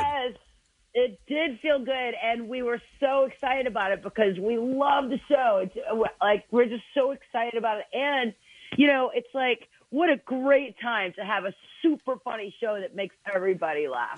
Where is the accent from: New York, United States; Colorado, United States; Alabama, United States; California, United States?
Alabama, United States; I'm, I'm from Alabama, y'all.